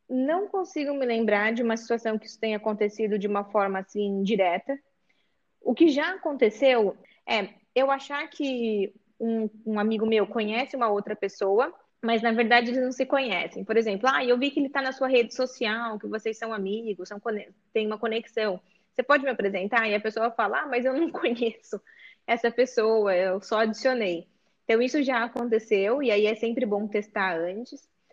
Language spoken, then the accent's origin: Portuguese; Sorocaba, São Paulo, Brazil; now in São Paulo, Brazil; Eu sou aqui do interior de São Paulo, de, de Sorocaba, mas já moro em São Paulo há